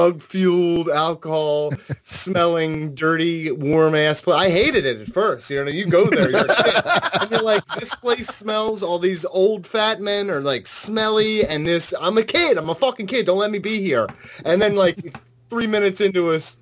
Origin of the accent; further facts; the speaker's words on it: Philadelphia, Pennsylvania, United States; I was born in Philadelphia. I still live outside of Philadelphia